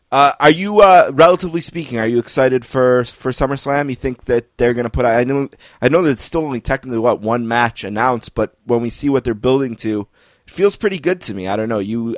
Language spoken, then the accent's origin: English; Northeast, United States; I was born in the Northeast